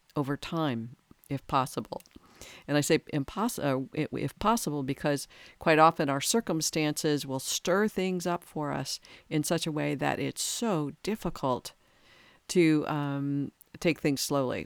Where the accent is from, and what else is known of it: United States